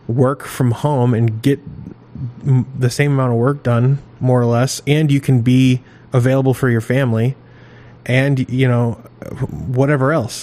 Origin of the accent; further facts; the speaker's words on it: Maine, United States; I grew up in Maine